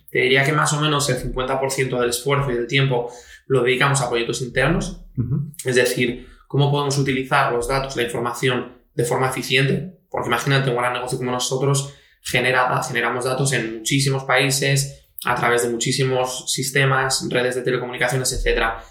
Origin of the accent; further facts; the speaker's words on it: Asturias, Spain; also born or lived in Italy; pasé toda, digamos, mi infancia y mi juventud eh, aquí en Asturias